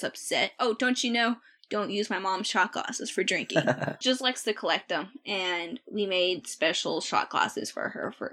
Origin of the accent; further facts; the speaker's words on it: the South, United States; I grew up in the South